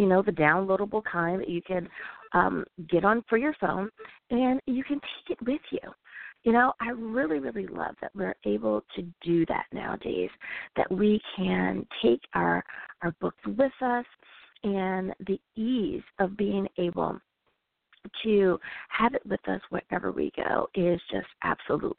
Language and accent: English; United States; my home country. Thank you, USA